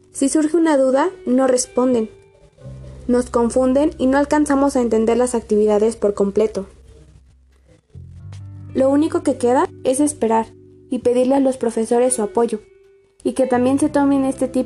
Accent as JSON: {"language": "Spanish", "country": "Mexico", "said": "les hablaré acerca de una de las situaciones que nos atormenta a todos como mexicanos"}